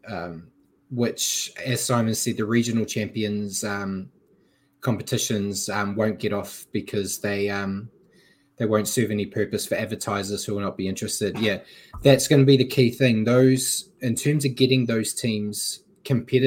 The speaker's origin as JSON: {"language": "English", "country": "New Zealand", "said": "I'm a Kiwi"}